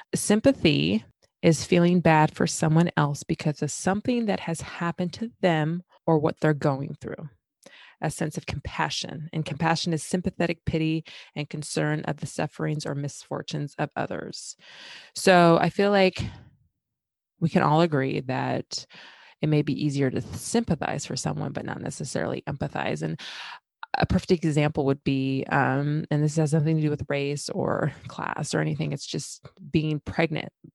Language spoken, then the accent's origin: English; West Linn, Oregon, United States; growing up in West Lynn, and that happens to be a city in Oregon